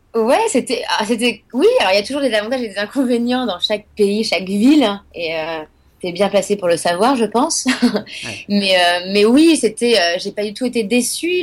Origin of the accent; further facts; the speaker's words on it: Nantes, Pays de la Loire, France; moved away as an adult; also born or lived in Paris; now in New York, United States; moi je viens de Nantes à la base